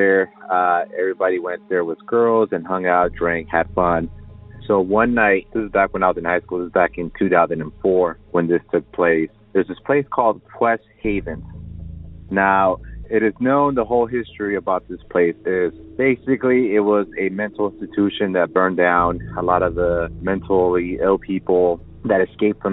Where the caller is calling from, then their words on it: Riverside, California, United States; I'm calling from Riverside, California